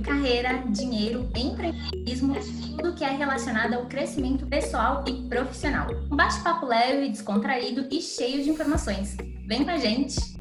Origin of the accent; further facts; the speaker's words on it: São Paulo, Brazil; moved away as an adult; now in Ouro Preto, Brazil; Sou natural de São Paulo, atualmente moro em Ouro Preto